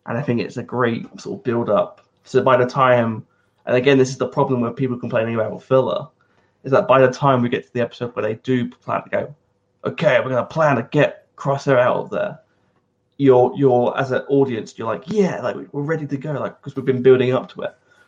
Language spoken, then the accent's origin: English; United States; 7.5. Okay. I'm American.